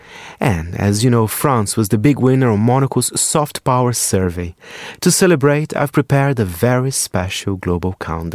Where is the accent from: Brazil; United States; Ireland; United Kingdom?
Brazil; English is a second language; I grew up in Brazil in the early, well, in the 90s, the mid-90s.